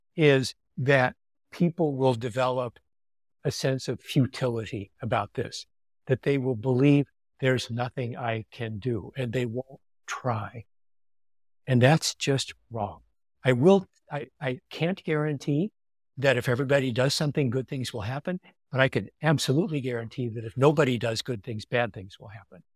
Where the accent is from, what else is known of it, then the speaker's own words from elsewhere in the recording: California, United States; I'm a Californian. You know, we don't do job titles here.